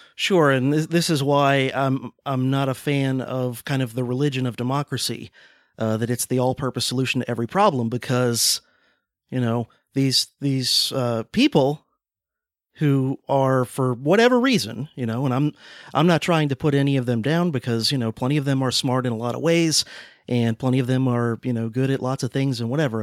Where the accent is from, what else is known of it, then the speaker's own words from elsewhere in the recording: Deep South, United States; I'm from the South, from the Deep South